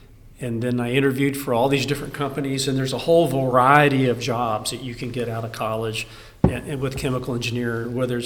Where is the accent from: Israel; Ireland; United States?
United States; Texas; also born or lived in Colorado / Louisiana; I'm born Texan. I'll always be a Texan.